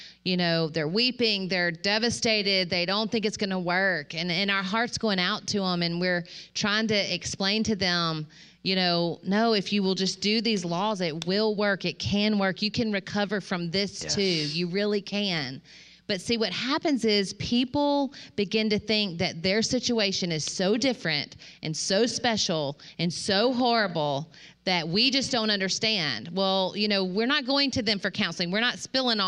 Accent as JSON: {"language": "English", "region": "Mississippi", "country": "United States", "tie": "born or raised there", "said": "I grew up in Mississippi, way out in the country"}